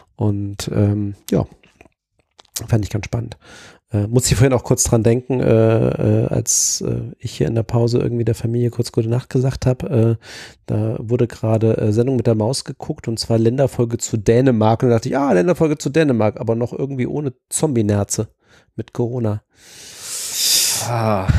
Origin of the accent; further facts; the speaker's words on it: Zonenrandgebiet, Germany; ich bin ja im Zonenrandgebiet aufgewachsen